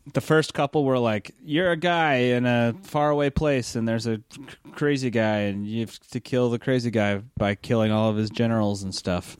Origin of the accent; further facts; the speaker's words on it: United States; as an American